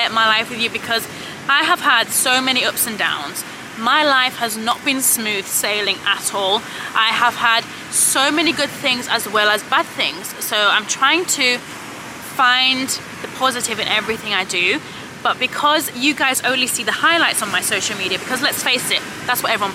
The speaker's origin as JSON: {"language": "English", "country": "Cyprus", "moved": "yes", "said": "I'm originally from Cyprus"}